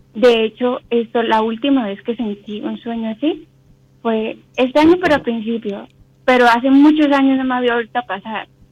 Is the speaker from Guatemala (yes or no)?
no; Cali, Valle del Cauca, Colombia; De Colombia, Cali, Colombia.